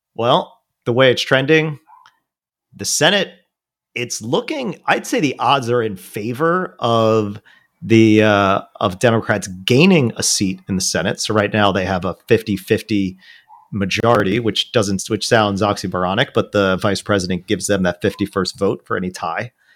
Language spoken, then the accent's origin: English; Rockland County, New York, United States; also born or lived in Brooklyn/Staten Island district, New York; now in New York City, United States; my hometown where I grew up, uh, where Auckland County is a part